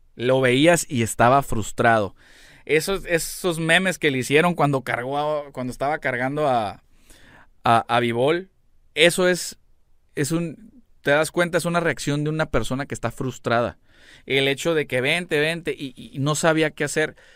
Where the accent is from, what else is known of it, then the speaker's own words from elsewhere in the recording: Mexico; como mexicano